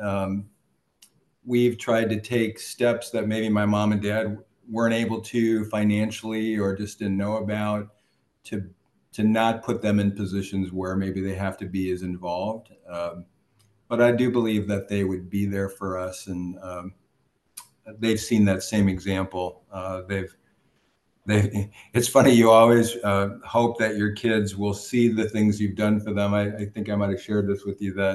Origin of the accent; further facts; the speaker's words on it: Prairie du Chien, Wisconsin, United States; moved away; I grew up, I was born in Prairie du Chien, Wisconsin